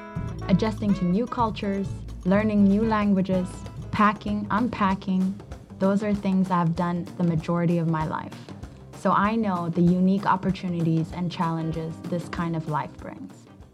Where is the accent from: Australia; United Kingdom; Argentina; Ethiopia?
Ethiopia; I was born in Ethiopia to an Ethiopian dad and an Eritrean mom. When I was 7, I moved to Papua New Guinea. I then celebrated my 10th birthday halfway across the world, living in Malawi.